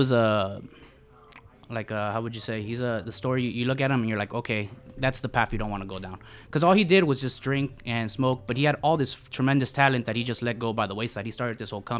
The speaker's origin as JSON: {"language": "English", "town": "Los Angeles", "region": "California", "country": "United States", "tie": "born or raised there", "said": "Pacoimas. I've been living there my whole life."}